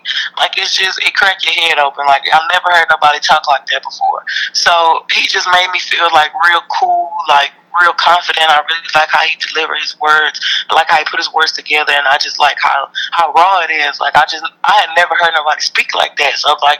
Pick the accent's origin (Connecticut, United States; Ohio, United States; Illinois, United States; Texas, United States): Texas, United States; Houston; growing up in Houston